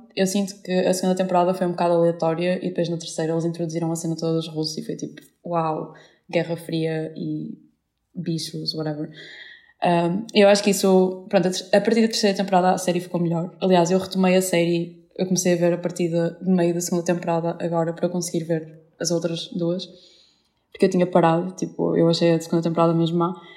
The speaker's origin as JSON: {"language": "Portuguese", "town": "Vila Nova de Gaia", "region": "Norte", "country": "Portugal", "said": "eu também sou de Gaia"}